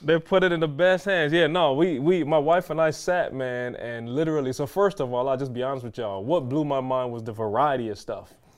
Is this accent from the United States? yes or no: no; Barbados; moved away; growing up in Barbados, my grandmother had a tree in the yard